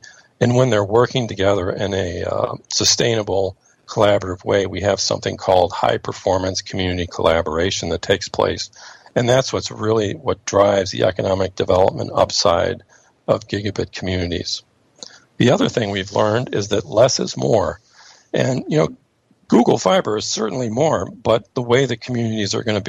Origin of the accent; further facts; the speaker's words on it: Austin, Texas, United States; born there; also born or lived in Boston / St. Louis; I was born in Austin, Texas, and wow. Later lived in Boston. My dad was a postdoc at MIT, and then we came out here to St. Louis.